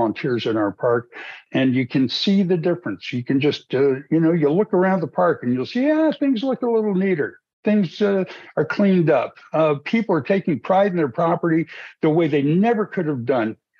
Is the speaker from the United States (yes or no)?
yes; New Mexico, United States; moved away as an adult; also born or lived in Santa Fe, New Mexico / Archuleta County, Colorado; now in Colorado, United States; I grew up in New Mexico